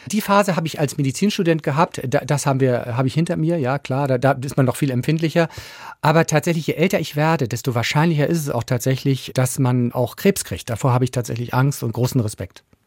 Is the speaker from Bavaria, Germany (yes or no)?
no; Schleswig-Holstein, Germany; Ich bin ja Holsteiner